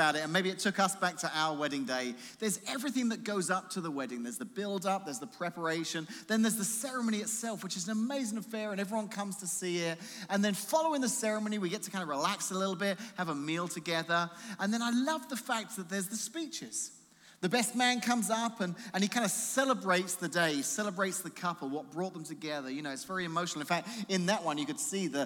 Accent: England, United Kingdom; moved away; being English

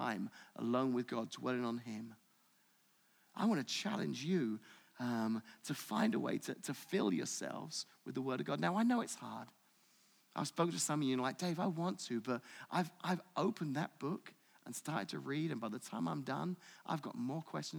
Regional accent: United Kingdom; moved away; I'm British

